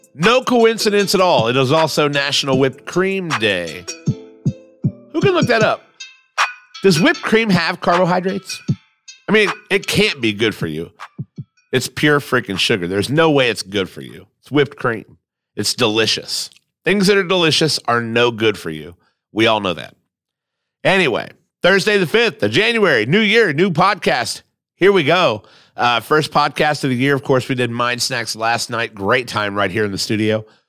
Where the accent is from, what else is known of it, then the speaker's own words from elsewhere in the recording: United States; I'm a dumb American